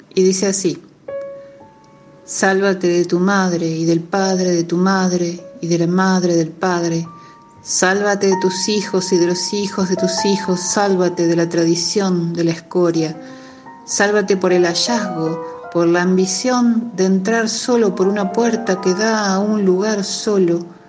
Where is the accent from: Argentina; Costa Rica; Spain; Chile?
Argentina; Córdoba; accent: música cordobesa; soy cordobesa, nací en 1978